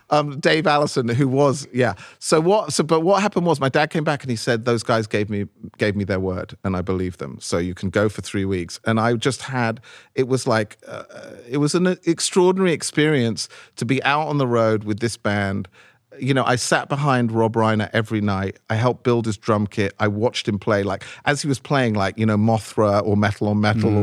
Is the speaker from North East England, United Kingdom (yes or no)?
no; London, United Kingdom; number 54 Abbey Road where I grew up in London